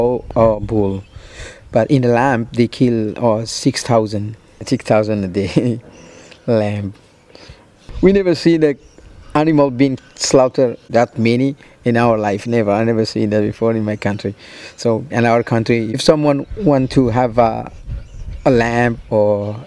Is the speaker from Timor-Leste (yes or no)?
yes; Bobonaro, Timor-Leste; moved away as an adult; also born or lived in Dili, East Timor; now in Australia; I'm from East Timor. And I live in Dili, as you know, the capital of East Timor. But I was born in Bobonaro, near to the border.